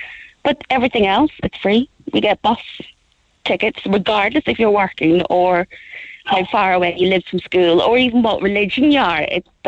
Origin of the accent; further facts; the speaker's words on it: Belfast, Northern Ireland, United Kingdom; now in Ireland; you can tell by my accent, I come from Belfast